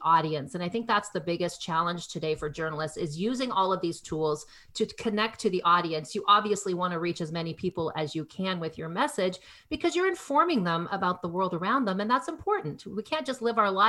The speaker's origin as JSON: {"language": "English", "country": "Canada", "tie": "born or raised there", "said": "I grew up in Canada"}